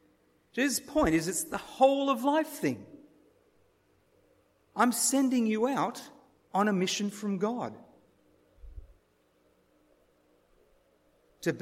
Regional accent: Sarawak, Malaysia; And one of the personal things is that I grew up in Malaysia, in Sarawak.

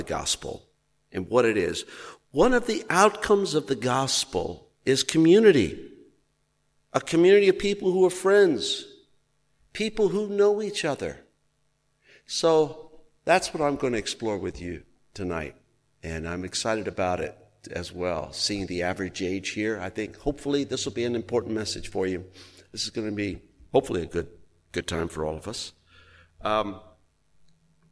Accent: Texas, United States; I was raised in Texas

